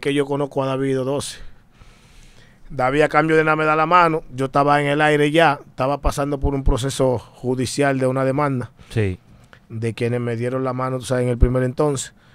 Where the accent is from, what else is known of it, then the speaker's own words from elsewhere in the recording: Dominican Republic; Yo soy dominicano puro y sin corte del kilo